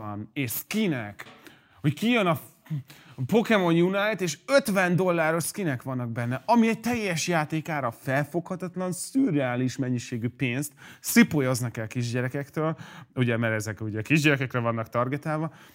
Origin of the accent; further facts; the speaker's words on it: Hungary; magyar vagyok